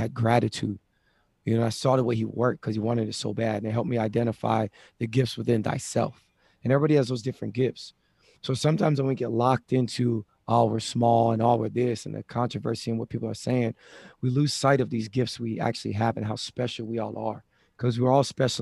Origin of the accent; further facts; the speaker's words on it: Hawaii, United States; me growing up in Hawaii